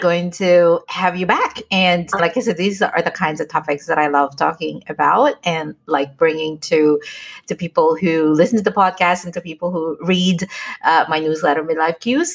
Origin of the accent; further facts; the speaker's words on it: United States; moved away as an adult; now in Philippines; I live, grew up in the States